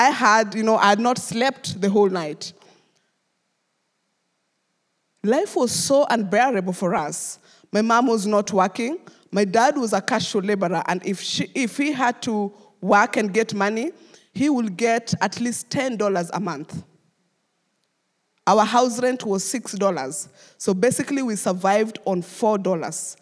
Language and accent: English; Nairobi, Kenya; I grew up in Kariobangi slum, which is the third largest slum in Kenya.